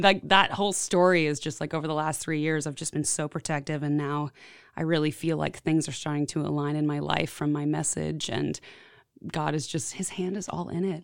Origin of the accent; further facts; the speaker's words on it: Houston, Texas, United States; moved away as an adult; now in Nashville, United States; I've been in Nashville for about eight years, and I grew up in Houston, Texas